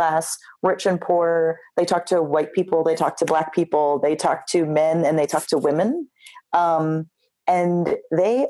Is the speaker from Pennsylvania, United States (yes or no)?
yes; Philadelphia, Pennsylvania, United States; I grew up in Philadelphia